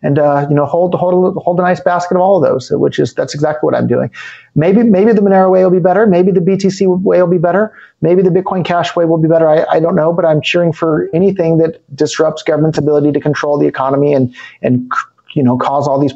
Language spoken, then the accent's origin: English; United States; accent: American; moved away as an adult; despite my American accent, I'm not even a U.S. citizen anymore.